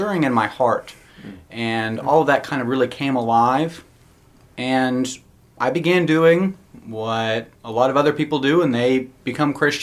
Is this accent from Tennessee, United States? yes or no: yes; Nashville, Tennessee, United States; moved away as an adult; also born or lived in Philadelphia; now in Charleston, United States; I was born and raised in Nashville, Tennessee